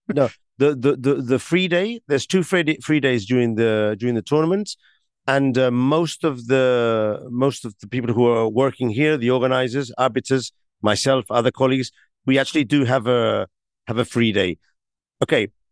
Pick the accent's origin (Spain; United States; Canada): Spain; Barcelona, Catalonia; I come from Barcelona, which is an also am, am, amazing city.